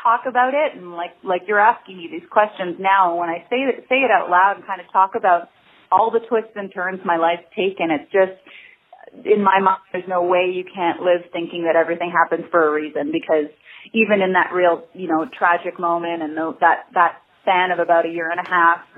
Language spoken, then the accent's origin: English; Montreal, Quebec, Canada; moved away as an adult; growing up in Montreal